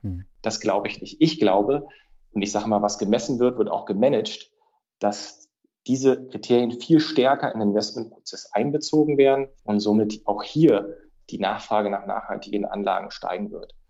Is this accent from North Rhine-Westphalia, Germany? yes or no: no; Berlin, Germany; moved away as an adult; now in Frankfurt, Germany; meine Heimat, das ist die für mich tollste Stadt